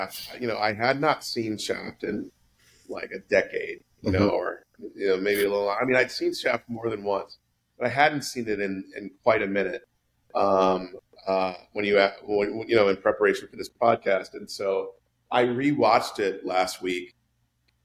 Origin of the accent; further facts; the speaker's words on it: New York City, New York, United States; moved away as an adult; the New York that I grew up in or that I, you know, lived